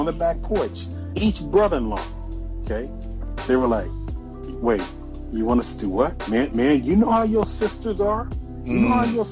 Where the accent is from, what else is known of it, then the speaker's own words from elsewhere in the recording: Cleveland, Ohio, United States; moved away; I go home, Northeast Ohio, my hometown, Cleveland, Ohio, where I grew up